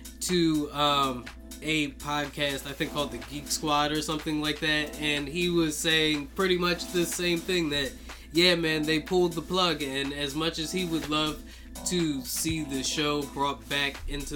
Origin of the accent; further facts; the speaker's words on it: United States; I'm an American